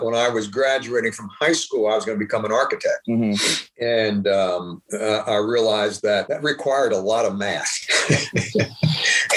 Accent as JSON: {"language": "English", "town": "New York City", "region": "New York", "country": "United States", "tie": "born or raised there", "also_born_or_lived": "Nashville", "moved": "as an adult", "said": "I grew up in Queens"}